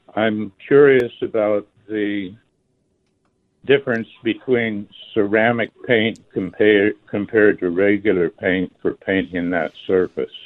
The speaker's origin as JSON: {"language": "English", "region": "California", "country": "United States", "tie": "born or raised there", "also_born_or_lived": "Alaska", "moved": "as an adult", "lives_now": "Tucson, United States", "said": "First thirty years in California, second thirty years in Alaska"}